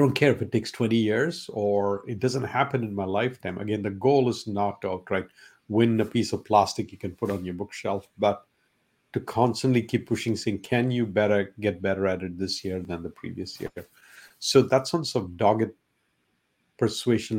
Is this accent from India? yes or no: yes; India; first language Malayalam; English is a second language; moved away as an adult; now in United States; growing up in India, the emphasis was not on sports